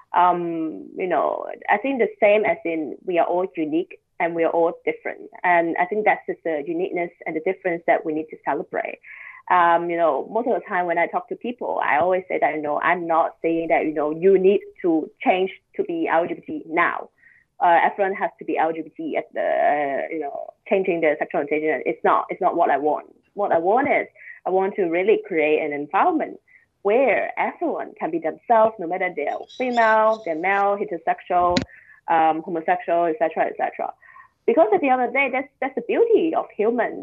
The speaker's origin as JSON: {"language": "English", "country": "Hong Kong", "tie": "born or raised there", "moved": "as an adult", "lives_now": "Shanghai, China", "said": "growing up in Hong Kong, growing up in a traditional Chinese family"}